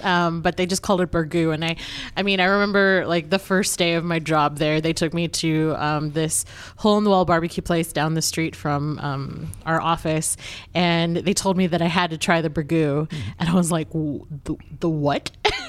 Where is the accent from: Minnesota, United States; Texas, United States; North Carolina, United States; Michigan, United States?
Texas, United States; Euless; moved away as an adult; also born or lived in Irving, Texas / Missouri / Kentucky / Illinois; I was born technically in Irving, but, you know, we'll try to ignore that part. I grew up in Euless.